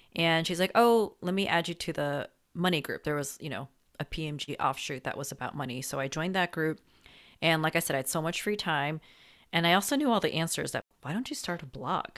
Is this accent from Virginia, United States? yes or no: no; New Jersey, United States; also born or lived in New York City; I'm from New Jersey